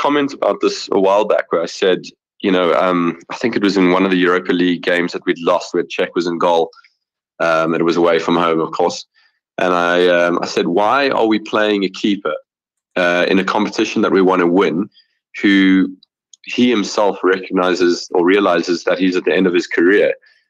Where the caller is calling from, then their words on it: Johannesburg, Gauteng, South Africa; I'm from Johannesburg, South Africa.